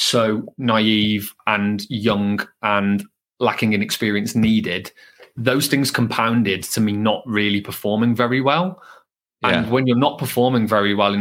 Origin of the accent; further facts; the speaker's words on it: Birmingham, West Midlands, United Kingdom; accent: Brummie; my Brummie accent, being from Birmingham, was a lot thicker